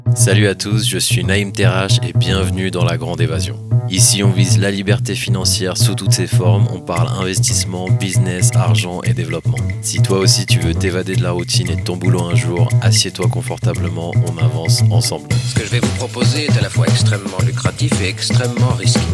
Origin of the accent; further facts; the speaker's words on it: France; chez nous en France